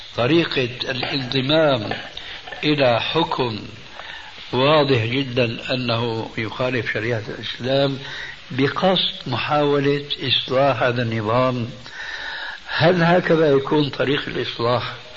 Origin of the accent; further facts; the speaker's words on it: Syria; moved away; عندنا في سوريا